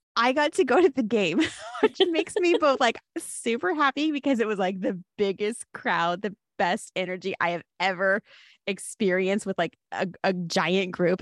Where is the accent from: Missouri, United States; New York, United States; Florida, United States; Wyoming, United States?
Wyoming, United States; Cody; I grew up in Cody, Wyoming, a very small town in northwestern Wyoming